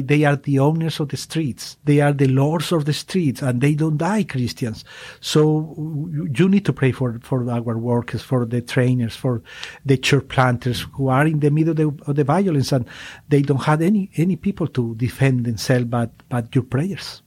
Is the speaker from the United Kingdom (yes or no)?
no; Colombia; English is a second language; even when I was a child, I am from Colombia, it was prohibited to have a Bible at, at home